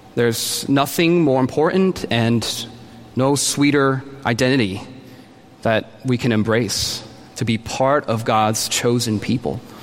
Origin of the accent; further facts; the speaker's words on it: New Jersey, United States; now in Boston, United States; I'm a Korean American, born and raised in New Jersey. I'm living in Boston now